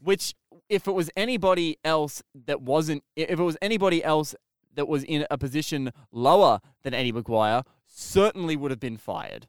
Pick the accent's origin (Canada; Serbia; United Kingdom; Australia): Australia; I'm Australian